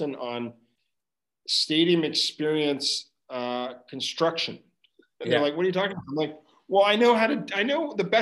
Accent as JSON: {"language": "English", "town": "Ottawa", "region": "Ontario", "country": "Canada", "said": "I was from Ottawa"}